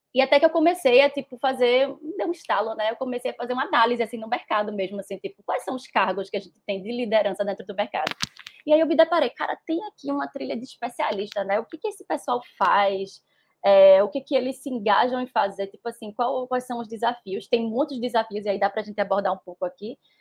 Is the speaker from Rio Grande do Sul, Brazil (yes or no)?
no; Recife, Pernambuco, Brazil; eu sou nordestina, pernambucana, recifense, moro no lugar que eu mais amo no mundo, que é Recife